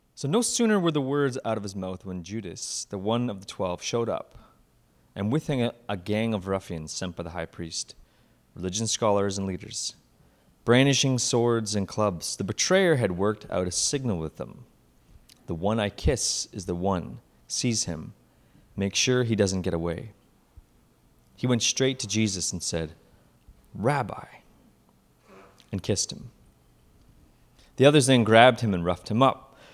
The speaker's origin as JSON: {"language": "English", "town": "Simcoe", "region": "Ontario", "country": "Canada", "tie": "born or raised there", "said": "Simcoe, which is th, my ho, my hometown where I grew up"}